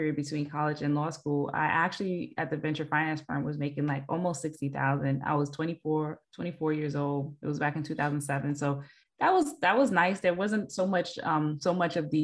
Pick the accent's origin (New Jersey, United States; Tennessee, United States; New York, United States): New York, United States; New York City; I hail from Queens